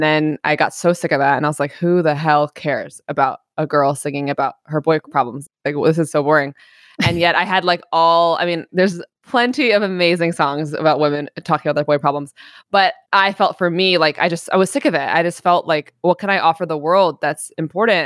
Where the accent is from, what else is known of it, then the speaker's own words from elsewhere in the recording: New York City, New York, United States; now in Long Beach, United States; I grew up in New York City, in Greenwich Village